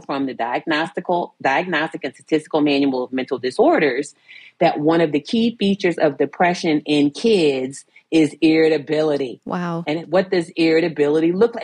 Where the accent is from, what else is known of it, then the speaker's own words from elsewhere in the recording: Virginia Beach, Virginia, United States; I grew up in Virginia Beach, Virginia.